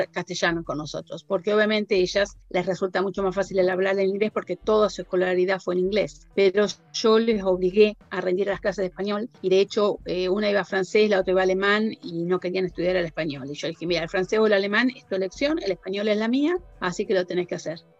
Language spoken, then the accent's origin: Spanish; Argentina; moved away; que somos nosotros.